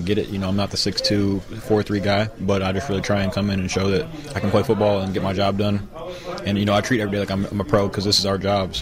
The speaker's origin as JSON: {"language": "English", "town": "Kansas City", "region": "Missouri", "country": "United States", "tie": "born or raised there", "also_born_or_lived": "North Dakota", "moved": "as an adult", "said": "I'm from Kansas City, Missouri, and I played at Blue Springs High School"}